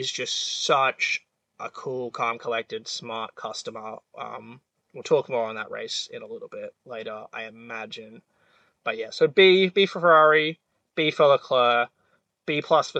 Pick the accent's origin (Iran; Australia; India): Australia; I was just as an Australian